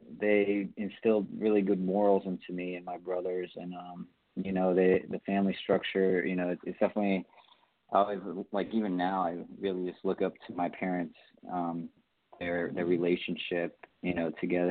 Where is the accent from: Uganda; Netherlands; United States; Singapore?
United States; Pembroke Pines, Florida; Okay, so I'm from Florida, South Florida, a little right outside Fort Lauderdale. In a little city called Pembroke Pines, Florida.